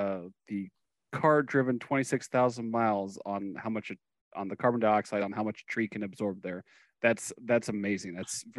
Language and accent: English; Southern Illinois, United States; Yeah, I grew up in Southern Illinois